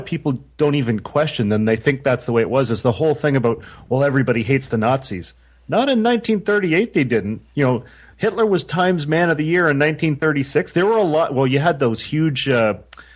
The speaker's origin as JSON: {"language": "English", "country": "Canada", "said": "my Canadian thing"}